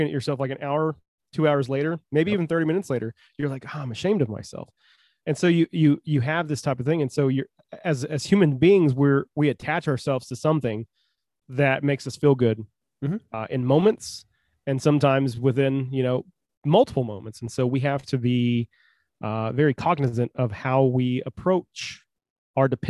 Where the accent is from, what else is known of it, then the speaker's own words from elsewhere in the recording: United States; I am an American. I'm a red-blooded American